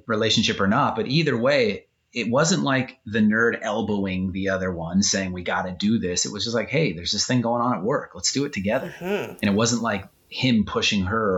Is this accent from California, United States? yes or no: yes; Southern California, United States; I grew up in Southern California and I grew up along the San Andreas Fault